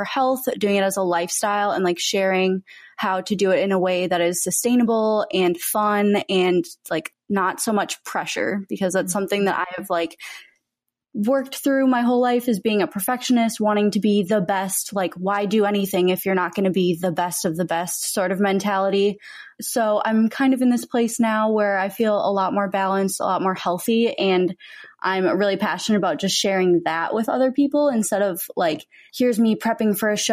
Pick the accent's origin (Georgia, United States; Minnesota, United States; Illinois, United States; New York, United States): Minnesota, United States; born or raised there; also born or lived in Texas; now in Los Angeles, United States